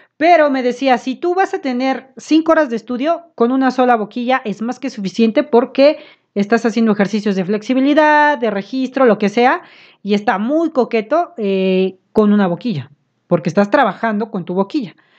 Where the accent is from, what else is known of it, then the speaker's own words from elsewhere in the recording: Puebla, Mexico; nosotros somos de aquí de Puebla